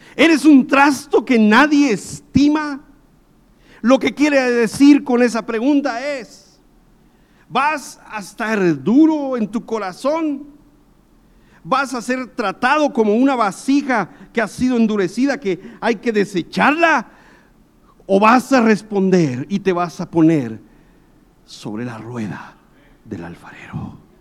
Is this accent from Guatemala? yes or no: yes; Guatemala; moved away as an adult; also born or lived in South America; Cuando yo salí de Guatemala para ir a Sudamérica